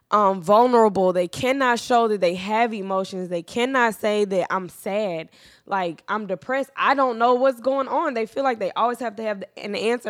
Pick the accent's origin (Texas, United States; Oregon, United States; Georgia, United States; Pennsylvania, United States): Texas, United States; Dallas; I'm from Dallas